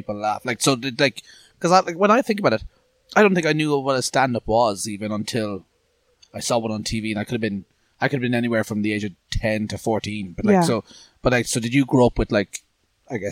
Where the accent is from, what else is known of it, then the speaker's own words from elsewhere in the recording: Ireland; We're Irish.